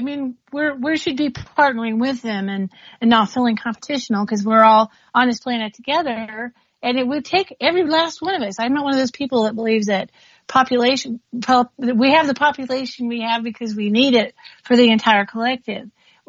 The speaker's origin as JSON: {"language": "English", "country": "United States", "said": "You know, as I say, I'm Native American."}